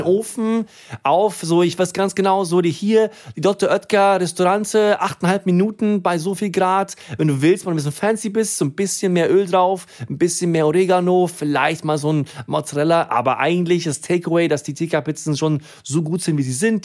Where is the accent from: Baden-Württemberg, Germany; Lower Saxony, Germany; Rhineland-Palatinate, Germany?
Rhineland-Palatinate, Germany; Herrstein; moved away; Ich bin ja in einem ganz kleinen äh, Dorf in einer pfalz aufgewachsen, hier hier, schaut an Herstein, Hunsrück, 800 Einwohner